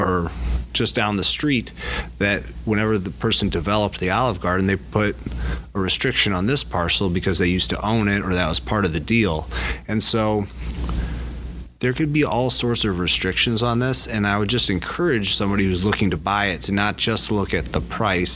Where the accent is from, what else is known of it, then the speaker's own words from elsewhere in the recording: DeKalb, Illinois, United States; I grew up with Rob in DeKalb, Illinois